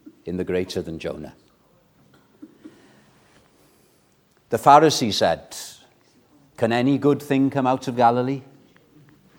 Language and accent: English; Wales, United Kingdom; I'm still proud of being a Welshman